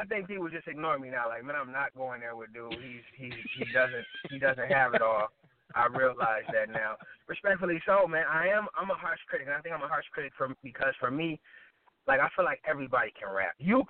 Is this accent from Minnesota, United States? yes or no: yes; Minnesota, United States; also born or lived in Chicago, Illinois; But I came from Chicago, Illinois. I came up here in Minnesota. I'm currently in Minnesota where I reside. I came up here in, I want to say, 89. And I've been here ever since. So 7 years in Chicago, now I'm 36.